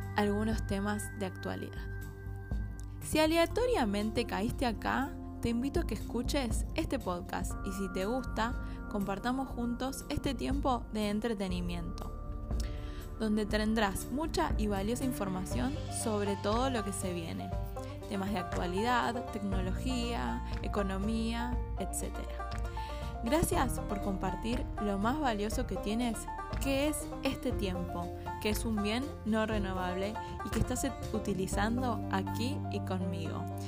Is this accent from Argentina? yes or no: yes; Argentina; soy argentina